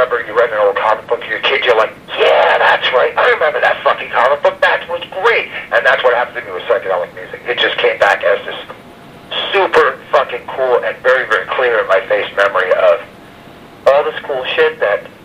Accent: New Jersey, United States; obviously we're from New Jersey, we're not from New York

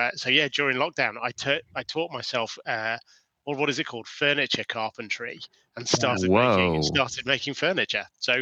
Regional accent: United Kingdom; also born or lived in Guildford; I'm British. I reside just outside of London, in a small town called Guildford

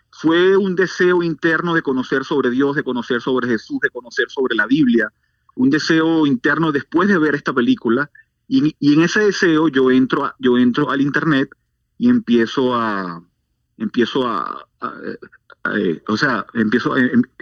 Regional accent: Venezuela; also born or lived in Maturín; nací en Venezuela, en una ciudad del, del, noreste del país que se llama una ciudad de, de Maturín. Eh, pero, pero yo viví en muchos lugares de Venezuela a causa del trabajo de mi papá.

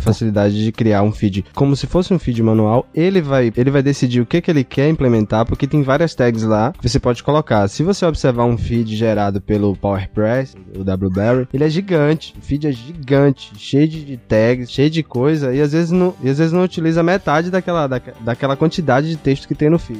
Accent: Bahia, Brazil; eu sou da Bahia

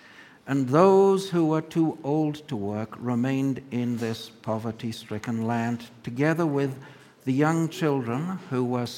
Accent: land of the Zulus, KwaZulu-Natal, South Africa; now in Los Alamos, United States; from the land of the Zulus, where my mother and I were both born. And it goes past Pretoria, where my father was born, and past Kimberley, where my grandmother was born.

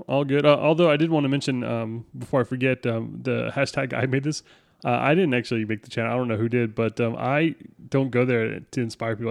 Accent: United States; I'm American

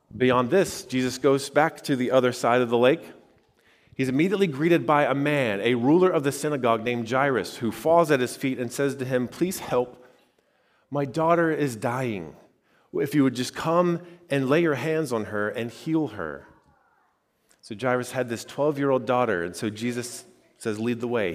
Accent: Xenia, Ohio, United States; I grew up in Greene County and, uh, you know, near Xenia

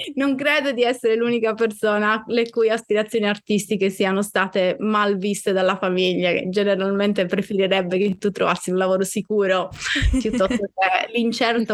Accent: Sardinia, Italy; moved away as an adult; also born or lived in Bologna / Florence; io eh, sono nata in Sardegna, ma sono anche cresciuta in Sardegna, nel senso che sono andata via che ero grande, avevo 28 anni

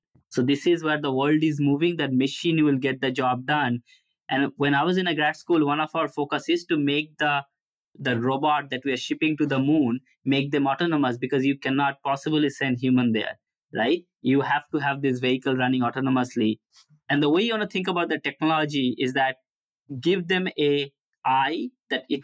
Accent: Kolkata, West Bengal, India; moved away as an adult; also born or lived in Ohio; now in United States; I was born in Calcutta

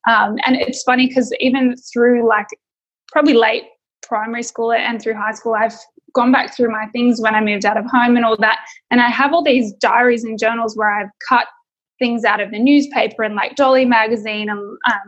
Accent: Sydney, New South Wales, Australia; also born or lived in Victoria; So I was born in Victoria, in sort of rural Melbourne, rural Victoria, I should say. And I moved up to Sydney for my dad's work.

